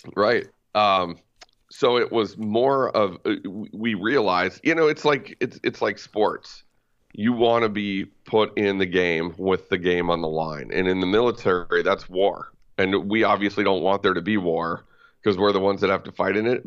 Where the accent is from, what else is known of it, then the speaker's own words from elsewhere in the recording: White Bear Lake, Minnesota, United States; I grew up in White Bear Lake, uh, Urbanus Heights, technically